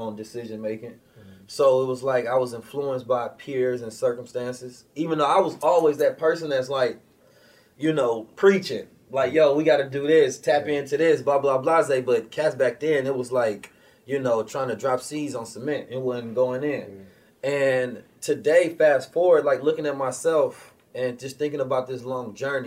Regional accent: Oakland, California, United States; also born or lived in St. Louis, Missouri; I was born in St. Louis. I was raised in Oakland

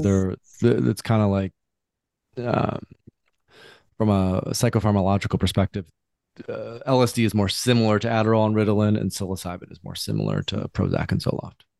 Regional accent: West Michigan, United States; I grew up in Michigan, West Michigan, traditional family

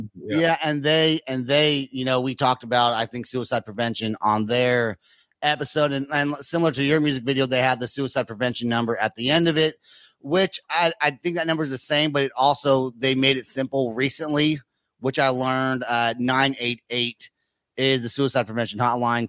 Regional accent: California, United States; now in Oklahoma City, United States; I live in Oklahoma, but I'm from California

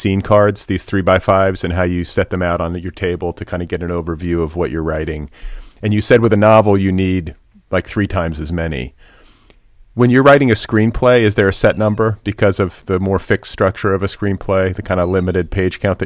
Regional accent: Cedarburg, Wisconsin, United States; I'm from Cedarburg

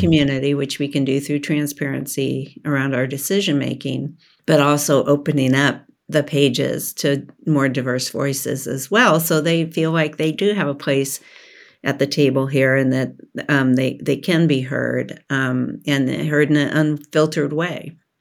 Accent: Oregon, United States; I was born in Oregon and raised in Oregon and educated in Oregon

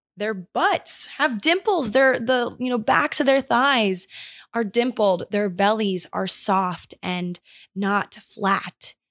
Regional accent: Maryland, United States; moved away; we went home to my hometown in Maryland

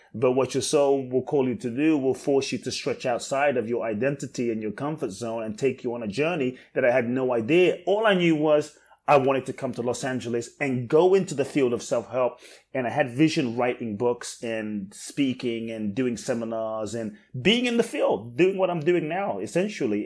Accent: London, United Kingdom; moved away as an adult; also born or lived in Ghana / Mexico; now in United States; I grew up in London, in like the hood in London, in South wow. London.

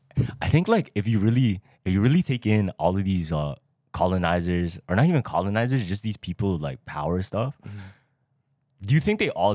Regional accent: Philippines; But I think it's chill if we're all Filipino.

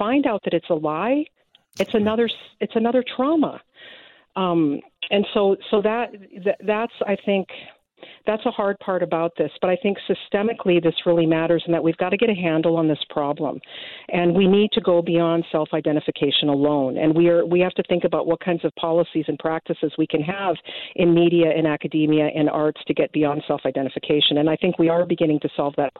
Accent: United States; now in Canada; I'm from the U.S.

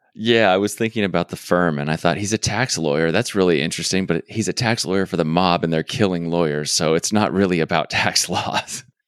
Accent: Arizona, United States; I'm from Arizona, so I'm slightly familiar with Texas, but I, I am not a Texan.

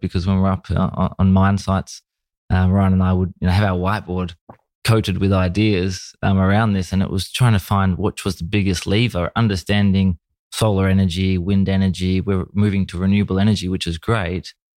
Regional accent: Australia; my childhood was, uh, a typical, you know, Australian young boy watching, you know, football on the T V and playing cricket

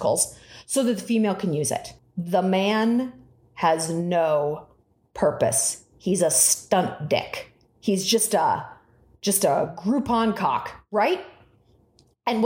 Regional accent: Newport Beach, California, United States; my hometown of Crystal Cove in Newport Beach

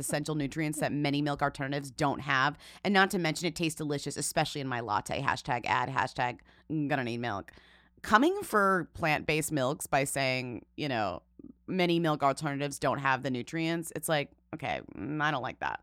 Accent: Springfield, Illinois, United States; born or raised there; moved away

